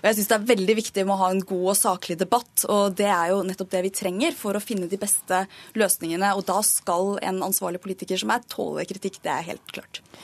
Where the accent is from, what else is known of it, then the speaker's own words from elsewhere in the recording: Norway; for meg som er født og oppvokst i Norge og ikke har noe annet hjemland enn det